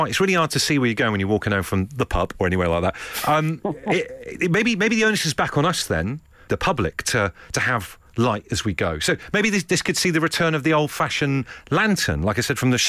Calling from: Essex, East of England, United Kingdom; I'm calling from Essex.

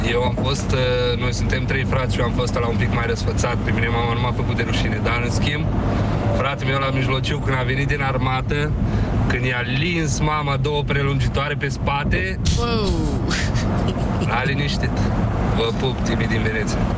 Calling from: Germany; O foarte bună dimineața … din Germania.

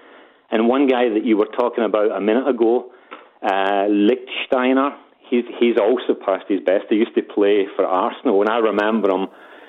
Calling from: Geretsried, Bavaria, Germany; Yeah, I'm calling in from Geretsried, which is about 30 kilometres south of Munich.

